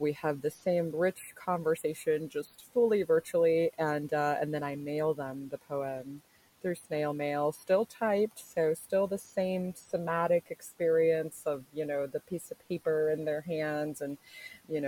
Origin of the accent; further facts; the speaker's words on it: Orlando, Florida, United States; now in Lakeland, United States; I am originally from Orlando, so I would say that that's where my roots are